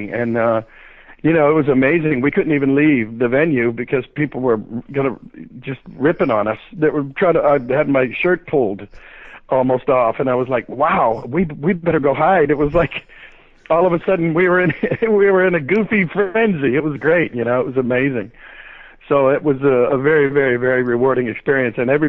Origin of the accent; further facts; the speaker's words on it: Youngstown, Ohio, United States; also born or lived in New Orleans; now in California, United States; I was born in Youngstown, Ohio.